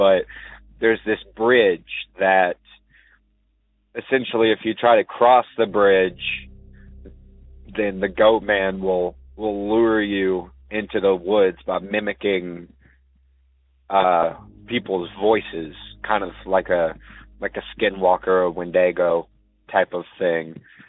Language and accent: English; Shepherdsville, Kentucky, United States; I'm from Shepherdsville, Kentucky. This is my first time calling.